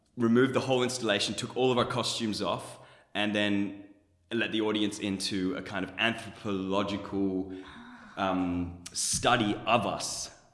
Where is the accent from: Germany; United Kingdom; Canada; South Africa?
Germany; now in Australia; I was born in Germany. My mom's a Pakistani Canadian. My dad's a German Colombian. I I live in Australia